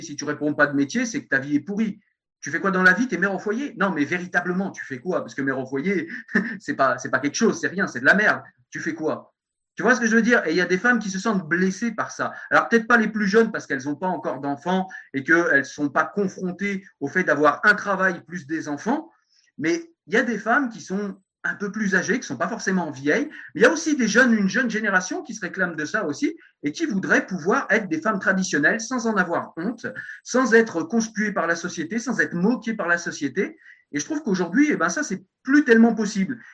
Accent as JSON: {"language": "French", "country": "France", "said": "je suis un bon français"}